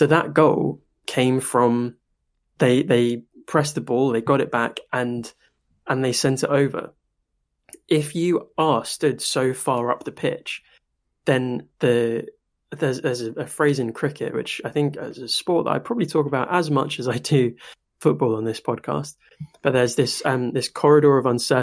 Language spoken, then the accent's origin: English; United Kingdom; I am British